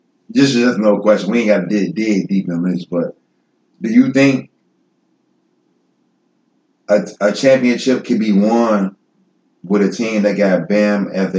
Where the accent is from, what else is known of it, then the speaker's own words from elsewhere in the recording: Chicago, Illinois, United States; I'm from Chicago.